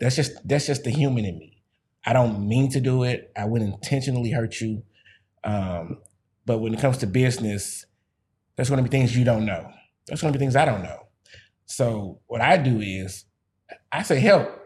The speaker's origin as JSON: {"language": "English", "region": "Missouri", "country": "United States", "said": "I'm from the Show Me State"}